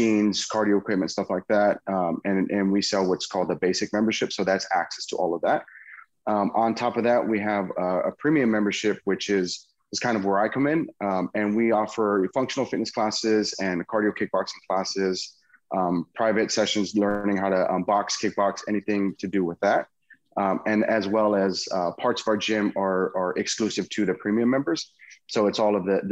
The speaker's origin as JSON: {"language": "English", "town": "Patterson", "region": "California", "country": "United States", "tie": "born or raised there", "also_born_or_lived": "Bay Area", "said": "I ended up moving back to my hometown, which is Patterson."}